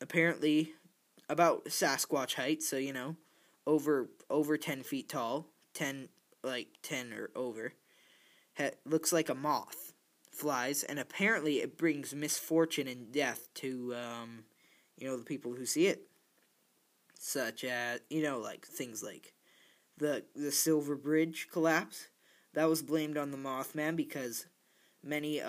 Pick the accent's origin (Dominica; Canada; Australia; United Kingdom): Canada; I'm Canadian